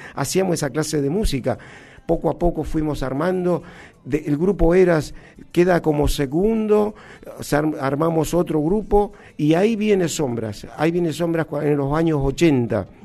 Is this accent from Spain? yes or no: no; Humahuaca, Jujuy, Argentina; yo soy de la, de la, provincia de Jujuy, un lugar donde se llama Humahuaca. Es una localidad eh, hoy turística, muy, muy hermoso. Y este, de ahí, ahí, ahí nací yo.